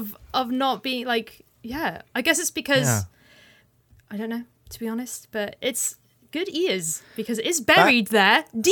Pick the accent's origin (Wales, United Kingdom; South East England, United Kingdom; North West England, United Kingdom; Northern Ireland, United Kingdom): Wales, United Kingdom; Cardiff; But like, because I'm from Cardiff, if you're from Cardiff, Welsh people who aren't from Cardiff say you're not Welsh if you're from Cardiff, because it's so no one I knew growing up had like the accent, like the Valleys accent